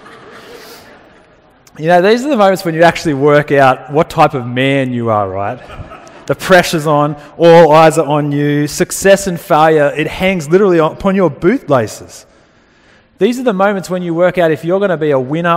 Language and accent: English; Dubbo, New South Wales, Australia; growing up in Dubbo, I played rugby union as a kid for the Dubbo Roos